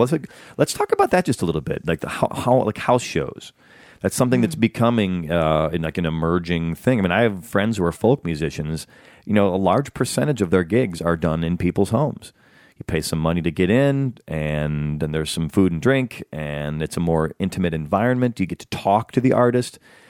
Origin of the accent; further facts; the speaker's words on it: the North, United States; I grew up in the North, but I had relatives in the South.